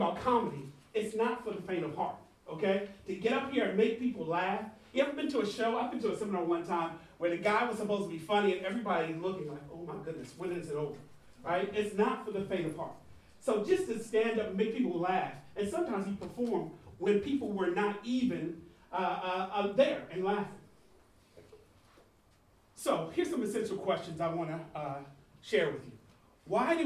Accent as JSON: {"language": "English", "country": "United States", "said": "I'm from the States"}